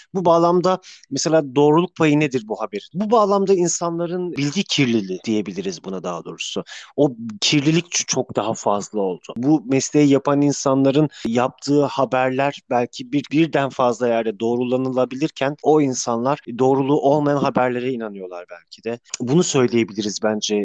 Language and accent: Turkish; Samsun, Turkey; Samsun'da yaşıyorum. Samsun'da doğdum.